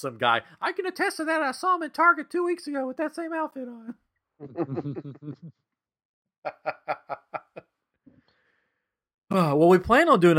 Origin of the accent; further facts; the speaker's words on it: Tennessee, United States; now in Texas, United States; I'm from Tennessee